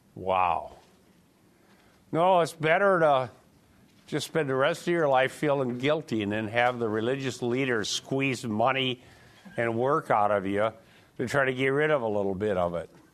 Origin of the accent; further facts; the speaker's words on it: United States